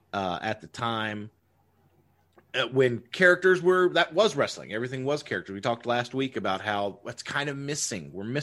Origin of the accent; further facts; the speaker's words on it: the South, United States; even though obviously he had the big Southern accent, but that's fine. We're from the South.